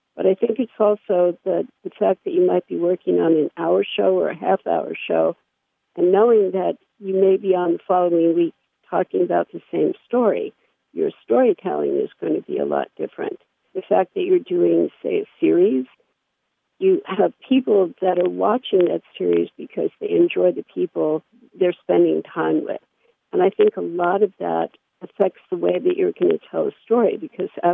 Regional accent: New York City, New York, United States; I grew up in New York City

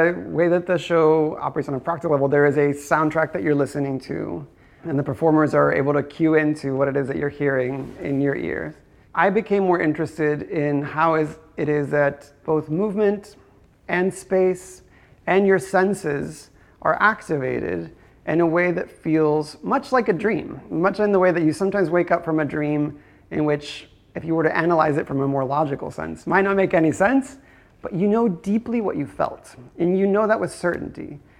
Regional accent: Guadalajara, Jalisco, Mexico; I think growing up in Guadalajara, my impressions of it, I think I must have seen some El Santo movie.

